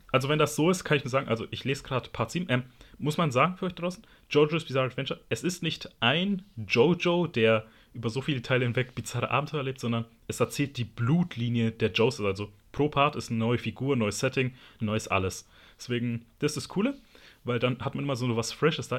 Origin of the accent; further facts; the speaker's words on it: Berlin, Germany; als Berliner, da haben wir halt eine große Streetfood-Kultur